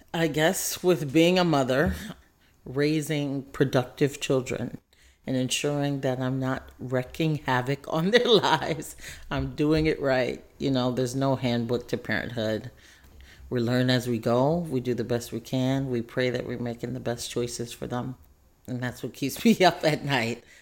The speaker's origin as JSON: {"language": "English", "town": "San Francisco", "region": "California", "country": "United States", "tie": "born or raised there", "also_born_or_lived": "Oakland", "lives_now": "Richmond, United States", "said": "I grew up in San Francisco"}